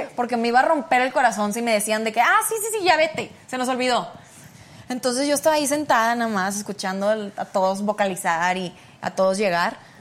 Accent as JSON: {"language": "Spanish", "country": "Mexico", "moved": "as an adult", "lives_now": "United States", "said": "estando aquí en México, porque pues soy una mexicana entre mexicanos"}